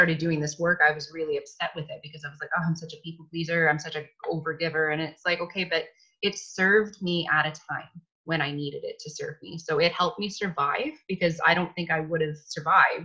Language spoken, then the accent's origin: English; Canada; being Canadian, I think we had that kind of ingrained in us to be nice and to be polite